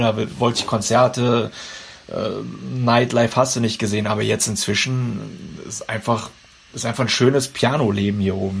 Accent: North Rhine-Westphalia, Germany; moved away as an adult; also born or lived in Toronto, Canada / Vancouver, Canada; now in Prince George, Canada; ich komme ja wie gesagt aus dem Bonn-Kölner Raum

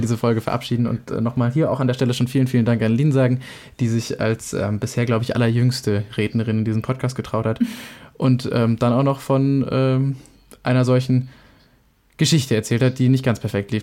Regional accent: Germany; ich einfach nur Deutsch bin

